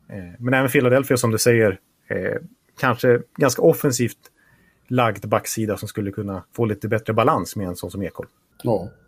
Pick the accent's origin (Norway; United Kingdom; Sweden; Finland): Norway; Bättre betyg än vad jag kommer från, från Norge kan jag säga.